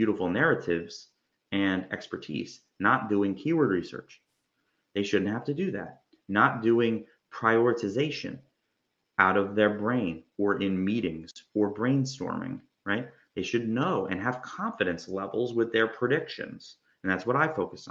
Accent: New Jersey, United States; also born or lived in Georgia; now in Florida, United States; I'm from Jersey. I went through Georgia. Now I'm in Florida

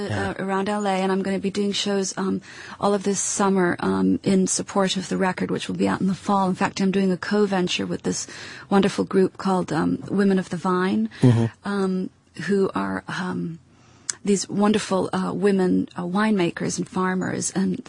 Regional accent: Edinburgh, Scotland, United Kingdom; also born or lived in United States; I'm Scottish. I was brought up in Edinburgh.

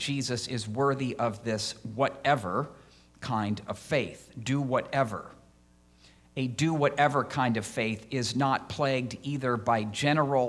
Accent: Iowa, United States; moved away as an adult; also born or lived in Chicago; now in Illinois, United States; I had applied to Iowa State since I grew up in Iowa

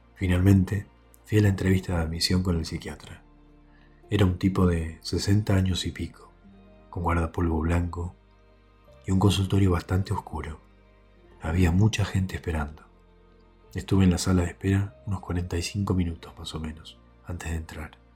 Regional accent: Quiroga, Buenos Aires Province, Argentina; moved away as an adult; also born or lived in La Plata; Cuando cumplí 18 años, me mudé de mi pueblito Quiroga a la ciudad de La Plata para estudiar medicina

